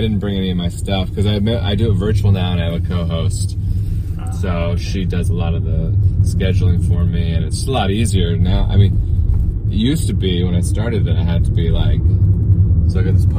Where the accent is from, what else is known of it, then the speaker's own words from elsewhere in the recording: Everett, Washington, United States; But I flew in from Everett, which is my hometown.